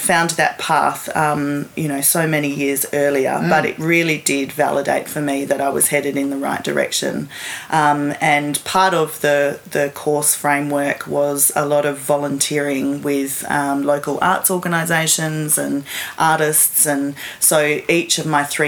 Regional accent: Perth, Western Australia, Australia; now in Wellington, New Zealand; I grew up in Perth in Western Australia.

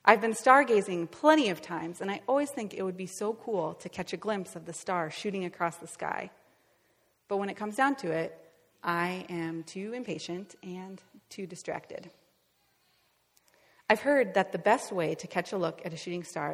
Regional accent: Northwest Iowa, United States; moved away; I'm from Northwest Iowa. My parents' house is just a couple miles south of the Minnesota border

